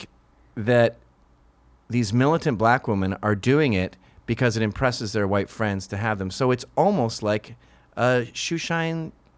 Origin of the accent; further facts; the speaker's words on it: Canada; Yeah, we do it as Canadians.